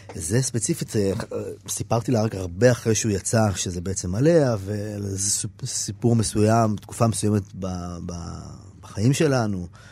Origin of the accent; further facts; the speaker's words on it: Israel; אני קיבוצניק